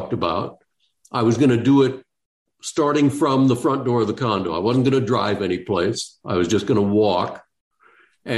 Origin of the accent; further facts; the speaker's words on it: South Dakota, United States; I was born and raised in South Dakota